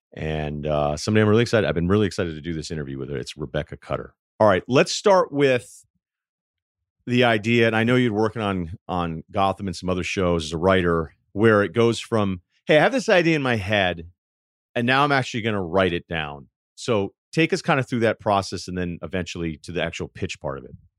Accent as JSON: {"language": "English", "area": "Martha's Vineyard", "region": "Massachusetts", "country": "United States", "said": "my entire life, I am from Arthur's Vineyard"}